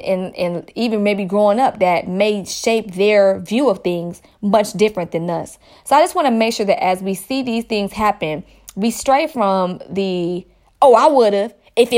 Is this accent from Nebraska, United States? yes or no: no; Stone Mountain, Georgia, United States; I am from Stone Mountain. For those that don't know, that's in the Atlanta area.